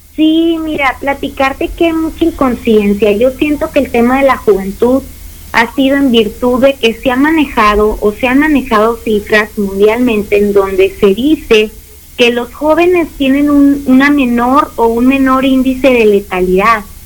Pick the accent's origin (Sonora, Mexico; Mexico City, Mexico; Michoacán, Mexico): Sonora, Mexico; Hermosillo; somos el sonorense, el hermosiense por cultura, este, somos sociables, nos gusta la carnita asada